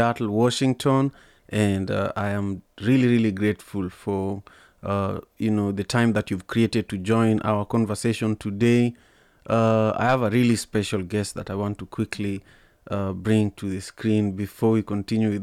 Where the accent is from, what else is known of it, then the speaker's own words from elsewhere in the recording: Kenya; also born or lived in Malawi; now in United States; as a Kenyan